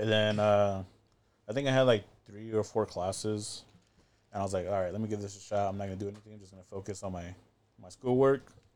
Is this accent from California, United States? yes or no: yes; Inland Empire, California, United States; also born or lived in Pomona, California / Las Vegas, Nevada / Ho Chi Minh City, Vietnam; I was born in Pomona, P Town, and then a few la, few years later, went to Vegas, stayed there about four years